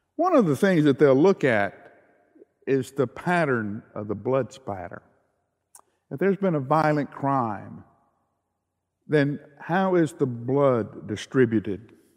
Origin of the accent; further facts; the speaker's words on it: the South, United States; I grew up in the South